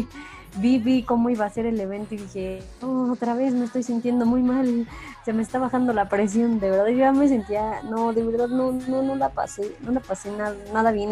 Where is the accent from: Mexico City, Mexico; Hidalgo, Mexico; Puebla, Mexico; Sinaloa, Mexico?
Hidalgo, Mexico; Pachuca; yo soy de Pachuca